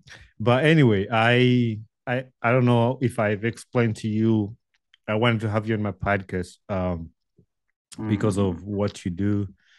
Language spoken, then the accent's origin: English; Wakiso, Central Region, Uganda; So I went to the local schools and where I grew up in Wakiso.